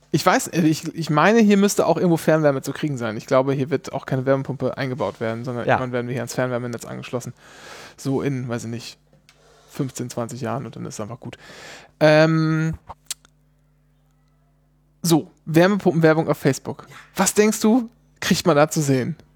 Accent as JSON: {"language": "German", "region": "Bavaria", "country": "Germany", "said": "wie sagt man eigentlich? Ich komme ja aus Bayern. Kann auch sein, dass es Feiland ist?"}